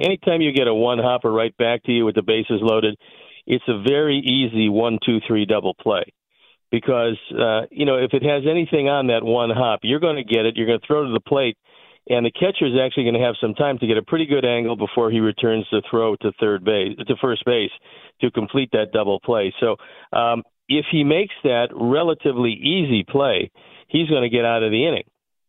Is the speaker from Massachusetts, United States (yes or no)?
no; Cleveland, Ohio, United States; But that's because I was born and raised in Cleveland. There's a lot of guys also born and raised in the Midwest that have that same upbringing.